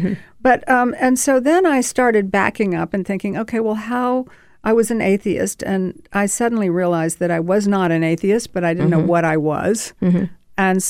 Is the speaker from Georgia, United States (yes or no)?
yes; Savannah, Georgia, United States; also born or lived in Statesboro, Georgia; I'm from Savannah, Georgia, mm-hmm. and my family is from Statesboro, which is a little tiny town. Mm-hmm. It's a deep South